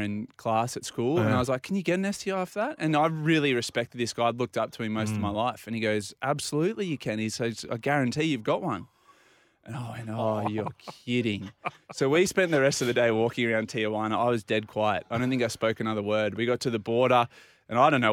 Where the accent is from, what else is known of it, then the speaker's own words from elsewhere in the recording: Port Macquarie, New South Wales, Australia; Hadn't been out of Port Macquarie much